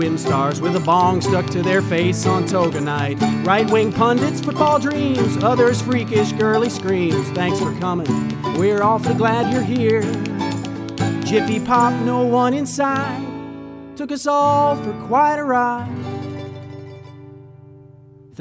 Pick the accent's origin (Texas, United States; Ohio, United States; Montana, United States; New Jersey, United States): Montana, United States; I grew up in Montana